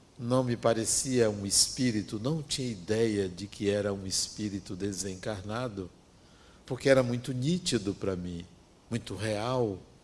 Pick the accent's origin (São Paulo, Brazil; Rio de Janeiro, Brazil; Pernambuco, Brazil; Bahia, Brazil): Bahia, Brazil; interior of; Vinha do interior da Bahia